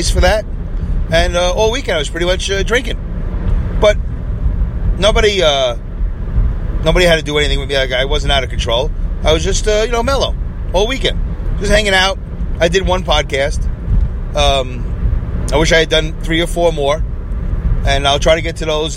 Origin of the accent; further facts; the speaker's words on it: New York, United States; I was from New York